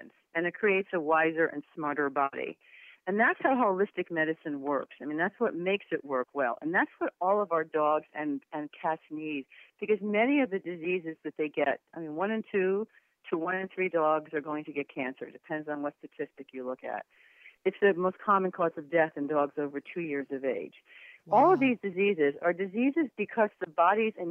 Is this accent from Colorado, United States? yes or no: no; New Jersey, United States; I was from New Jersey